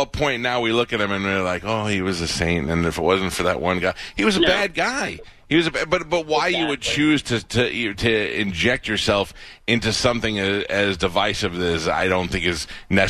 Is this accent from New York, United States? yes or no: yes; New York City, New York, United States; my hometown in Staten Island